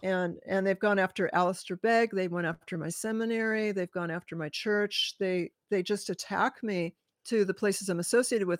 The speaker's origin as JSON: {"language": "English", "region": "California", "country": "United States", "tie": "born or raised there", "also_born_or_lived": "Hawaii", "moved": "as an adult", "lives_now": "Washington State, United States", "said": "I was born in California"}